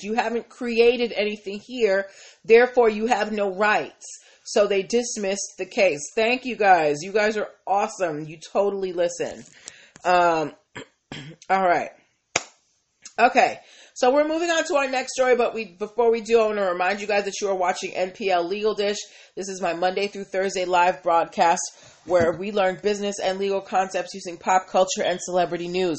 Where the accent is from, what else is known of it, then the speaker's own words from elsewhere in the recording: Massachusetts, United States; I am from Massachusetts